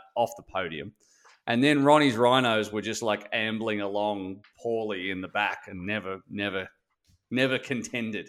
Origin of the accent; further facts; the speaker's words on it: Australia; I'm Australian